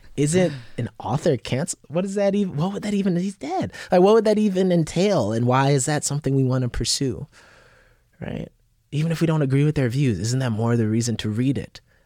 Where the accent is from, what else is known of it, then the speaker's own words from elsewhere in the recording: Yonkers, New York, United States; also born or lived in Bronx, New York; I was born in the Bronx, grew up in, uh, South Yonkers